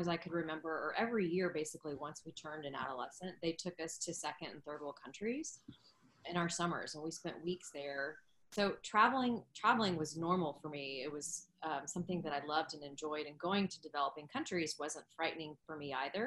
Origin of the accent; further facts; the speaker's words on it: Dallas, Texas, United States; moved away as an adult; also born or lived in Arizona / Jakarta, Indonesia; I was born and raised in Dallas